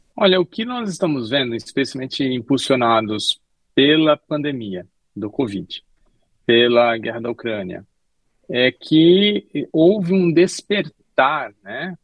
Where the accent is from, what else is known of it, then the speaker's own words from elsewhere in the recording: Brazil; quem melhor conhece o Brasil somos nós, brasileiros